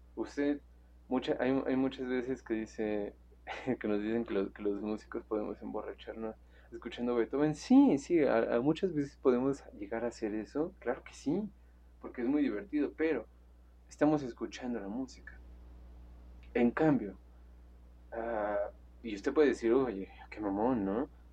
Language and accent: Spanish; Mexico